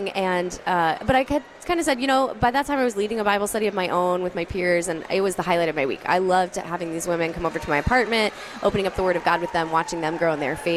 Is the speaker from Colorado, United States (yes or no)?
yes; Denver, Colorado, United States; I grew up in the Denver area.